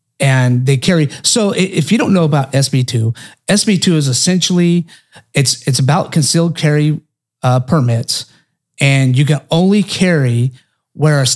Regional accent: Oklahoma, United States; I'm not a Californian. I'm from Oklahoma.

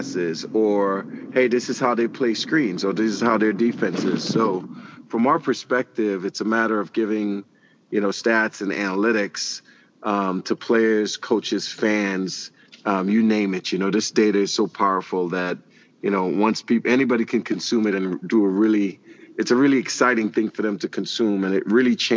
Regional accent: Trinidad & Tobago; moved away as an adult; also born or lived in Kansas; now in Kansas City, United States; I'm originally from Trinidad and Tobago

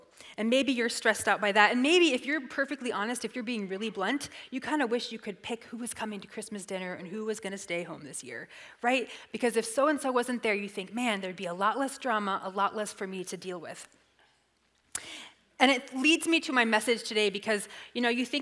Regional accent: the South, United States; I'm from the South

